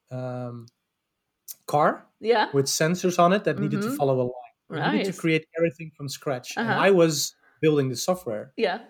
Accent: Amsterdam, North Holland, Netherlands; I'm from Amsterdam. Grew up there. Never moved actually out there.

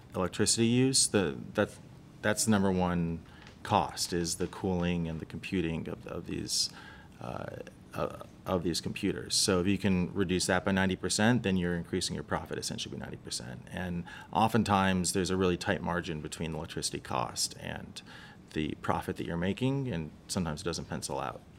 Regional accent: Los Angeles, California, United States; I grew up in Los Angeles.

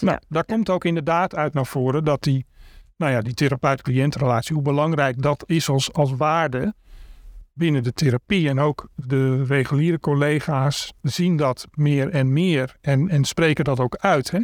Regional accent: Amsterdam, North Holland, Netherlands; Ik ben 58 jaar geboren en getogen in Amsterdam. Daar woon ik ook nog steeds

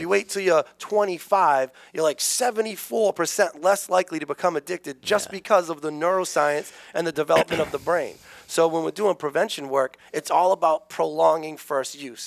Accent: New Bedford, Massachusetts, United States; Um, I grew up in New Bedford

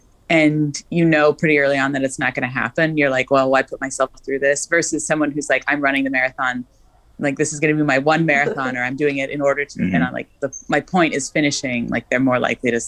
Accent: Central Oregon, United States; moved away; my hometown, where I grew up, the weatherman would always on the TV, and he's still doing it, would always close his weather report with, "Have a sparkling day in Central Oregon."

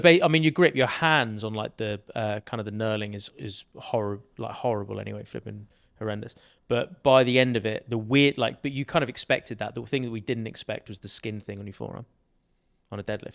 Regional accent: Sussex, South East England, United Kingdom; I grew up, uh, in Sussex, which is a county in England, basically just south of London.

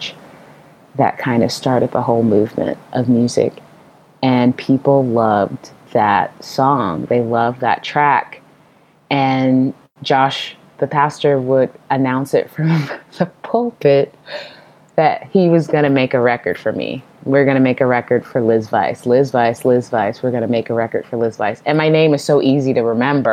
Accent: Portland, Oregon, United States; I'm from Portland, Oregon, which is a very quote unquote non-church city

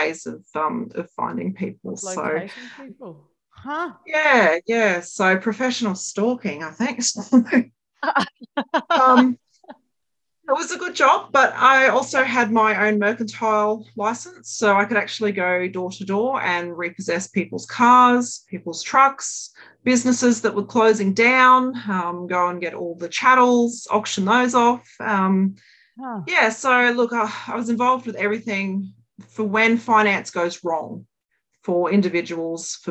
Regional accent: Brisbane, Queensland, Australia; grew up in sunny Brisbane in Queensland

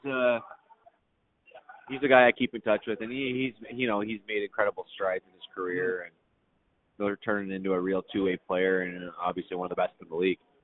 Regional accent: Guelph, Ontario, Canada; moved away; also born or lived in Dallas; in Guelph, uh, where my hometown is

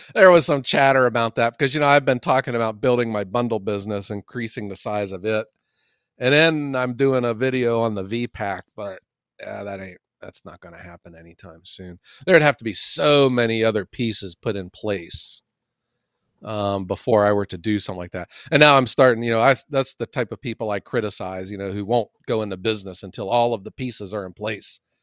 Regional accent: Ohio, United States; I am from Ohio

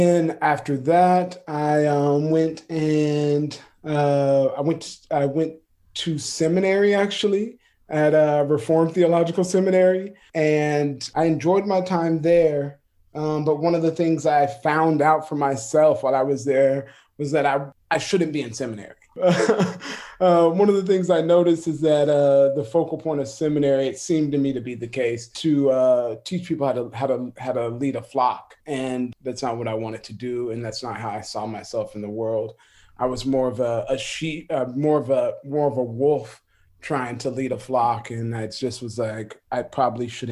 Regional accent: Florida, United States; I'm from Florida

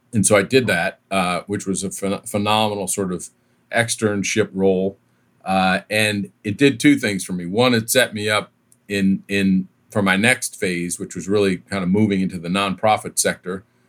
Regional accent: East Coast, United States; moved away as an adult; also born or lived in Southern California; I was from the East Coast. I'd grown up in the East Coast

